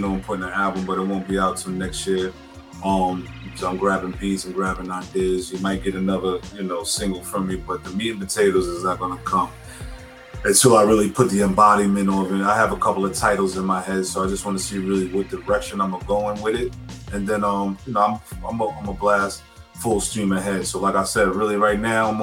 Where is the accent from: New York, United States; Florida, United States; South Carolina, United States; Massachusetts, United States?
New York, United States; New York City; I'm from Stapleton. We both share that 10304 zip code.